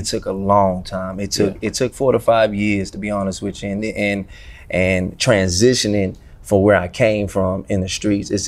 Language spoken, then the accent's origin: English; Houston, Texas, United States; I'm from Houston, North Side to be exact